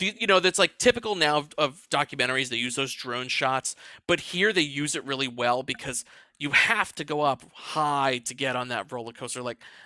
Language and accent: English; New Orleans, Louisiana, United States; I'm from New Orleans